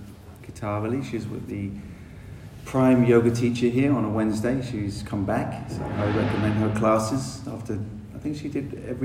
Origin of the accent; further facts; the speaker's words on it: South West England, United Kingdom; accent: London; also born or lived in London; Obviously, you can tell I'm probably from England. I spent a lot of time in London, so I got a bit more of a London accent, although I grew up in Dorset as a teenager, which is a more country-fied, like English accent